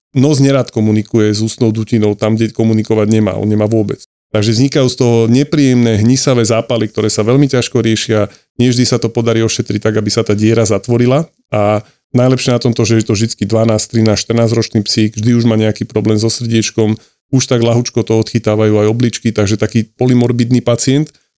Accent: Bratislava, Bratislava Region, Slovakia; som z Bratislavy a tým pádom medzi klientami mám spustu kamarátov, známych, rodina, eh, ľudí, ktorých poznám ešte od detstva zo sídliska

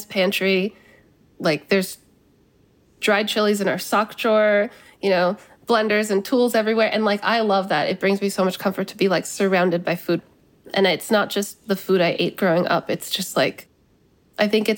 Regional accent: United States; also born or lived in California; now in New York, United States; growing up in this country

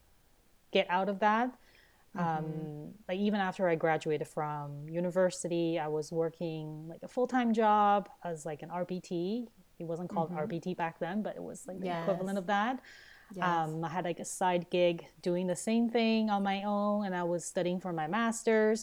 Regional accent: Taiwan; now in Canada; I grew up in Taiwan, that's in Asia

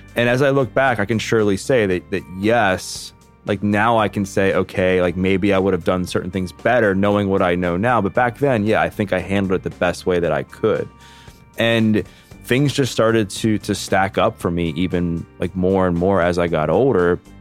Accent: Baltimore, Maryland, United States; I grew up born and raised in Baltimore, Maryland, have never left my hometown

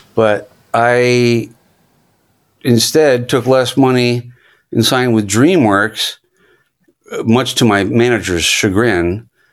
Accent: Virginia, United States; moved away as an adult; now in Los Angeles, United States; I grew up in Virginia on the other side of America

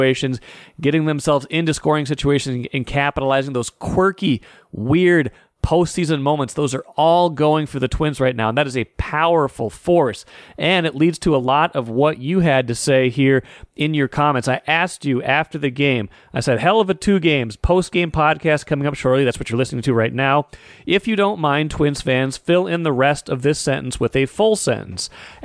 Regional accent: Grand Forks, North Dakota, United States; I was 10, 11 years old for that World Series growing up in Grand Forks, North Dakota

